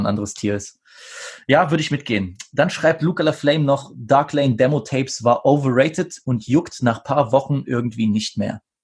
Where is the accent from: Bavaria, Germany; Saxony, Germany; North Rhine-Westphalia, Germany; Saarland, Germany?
Saxony, Germany; ich als, äh, äh als Sachse